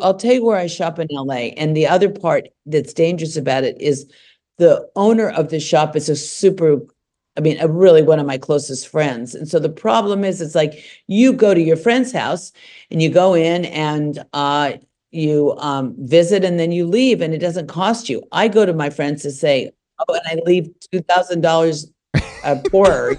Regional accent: Los Angeles, California, United States; When I was growing up here

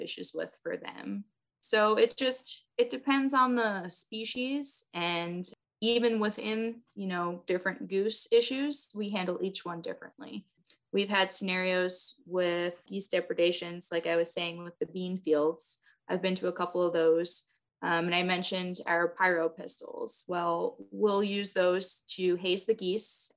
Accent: New York City, New York, United States; moved away as an adult; also born or lived in California; now in Nebraska, United States; I grew up in New York City

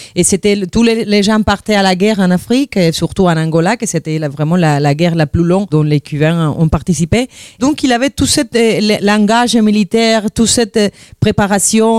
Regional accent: Havana, Cuba; French is a second language; moved away; je suis de la Havane, j'ai grandi là.

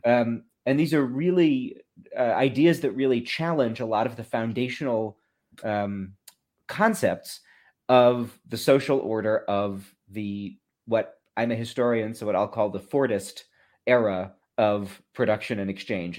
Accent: Massachusetts, United States; I grew up in Massachusetts

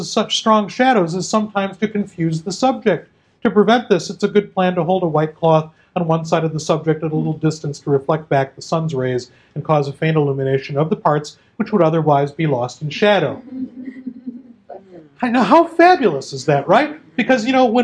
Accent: Midwest, United States; accent: Midwestern; my Midwesterner showing through

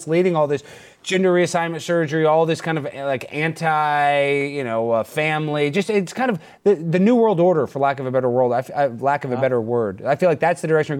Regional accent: United States; also born or lived in Dallas, Texas; as an American

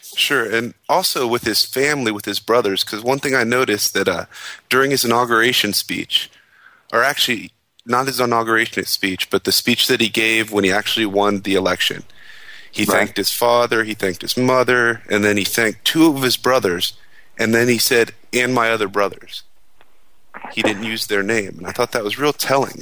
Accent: Cincinnati, Ohio, United States; I was raised in Cincinnati

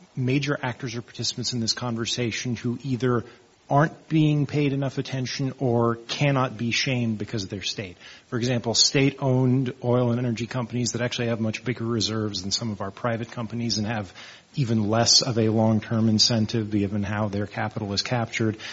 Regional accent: Texas, United States; moved away; I grew up in Texas myself

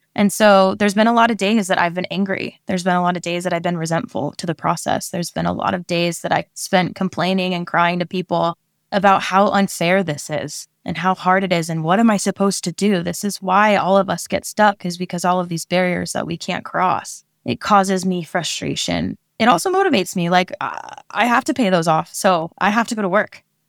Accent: Oregon, United States; moved away as an adult; now in California, United States; I am a Oregon native

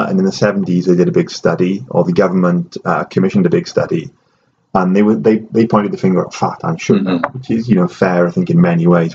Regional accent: Wales, United Kingdom; moved away; I am Welsh

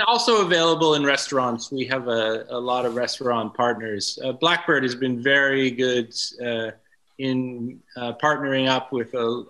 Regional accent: California, United States; also born or lived in Bordeaux; he heard that I was from California

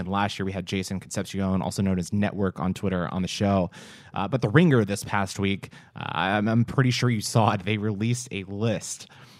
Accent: Texas, United States; we're from Texas

